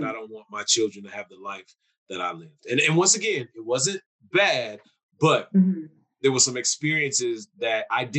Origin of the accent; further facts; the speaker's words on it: Milwaukee, Wisconsin, United States; also born or lived in Hawaii / New York / California; I always say I'm from Milwaukee and I've had the luxury to live in other places like Hawaii, New York, California, because my father was in the military